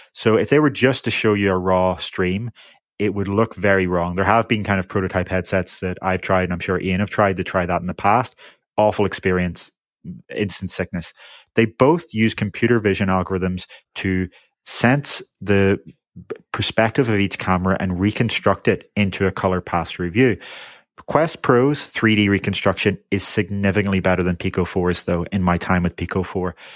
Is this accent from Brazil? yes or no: no; United Kingdom; I am from the United Kingdom